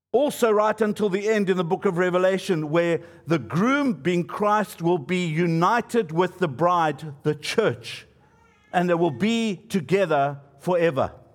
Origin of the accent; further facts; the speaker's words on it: Johannesburg, Gauteng, South Africa; where I grew up in Johannesburg